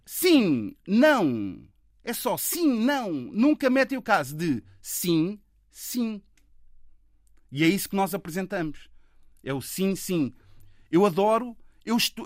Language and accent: Portuguese; Lisbon, Portugal; nós somos celas, seremos sempre celas, estás a ver? Eu, na realidade, sou mesmo um filho daqui, estás a ver? Isso faz muita diferença, é uma questão identitária. Eu nasci aqui, eu não vim morar para aqui